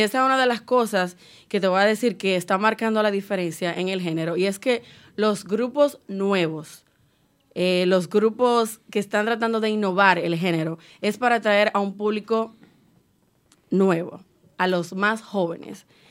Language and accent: Spanish; Cibao, Dominican Republic; Yo soy cibaeña 100%